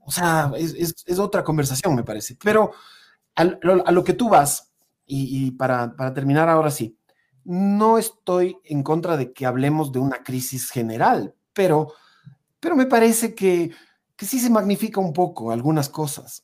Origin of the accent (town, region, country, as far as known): Ecuador